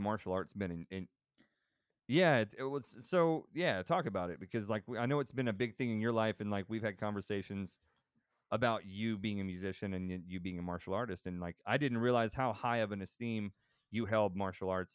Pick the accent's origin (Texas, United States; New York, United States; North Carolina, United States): Texas, United States; growing up in Texas